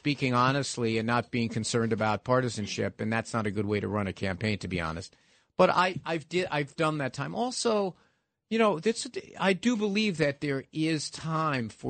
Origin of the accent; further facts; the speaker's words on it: New York City, New York, United States; I grew up in the Park Slope side of that district.